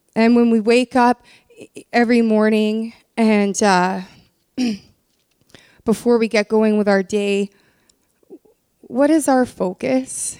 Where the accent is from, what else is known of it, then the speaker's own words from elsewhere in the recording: Canada; I've been born and raised in Canada